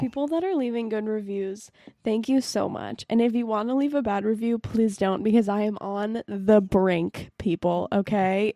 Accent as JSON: {"language": "English", "town": "Boston", "region": "Massachusetts", "country": "United States", "said": "I'm from Boston"}